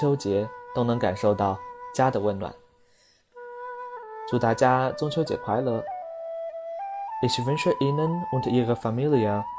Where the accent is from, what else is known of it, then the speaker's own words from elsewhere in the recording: Hubei, China; now in Germany; 现在在德国为大家送上中秋节的祝福，祝福湖北的老乡